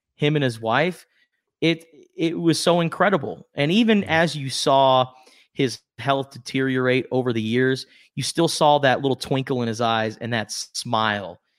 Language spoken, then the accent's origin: English; Tucson, Arizona, United States; growing up in Tucson, Arizona